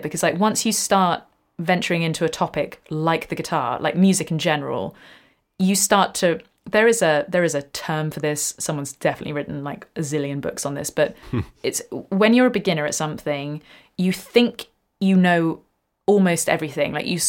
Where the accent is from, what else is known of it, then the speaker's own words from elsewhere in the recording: England, United Kingdom; moved away; I'm too English